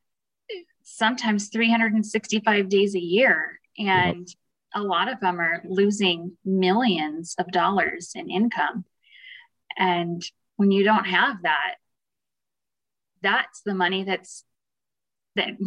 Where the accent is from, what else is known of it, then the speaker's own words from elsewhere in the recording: Paso Robles, California, United States; moved away as an adult; also born or lived in Fresno, California; now in Northeastern Montana, United States; Paso Robles, where I was raised, it's wine country and cattle and horse country